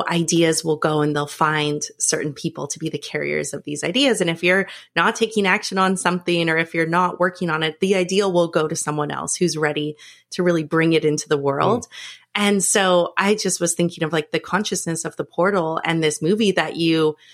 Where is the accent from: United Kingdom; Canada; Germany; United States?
Canada; Northern Canada; I grew up in Northern Canada.